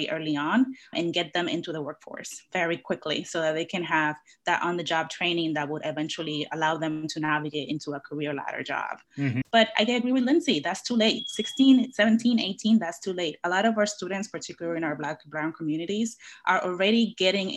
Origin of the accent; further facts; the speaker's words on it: Dominican Republic; English is a second language; moved away as an adult; now in United States; I was born and raised in the Dominican Republic